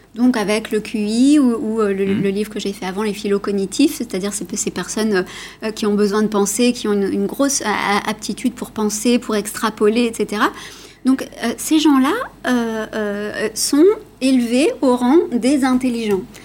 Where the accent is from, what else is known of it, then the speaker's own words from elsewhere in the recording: Italy; je suis italienne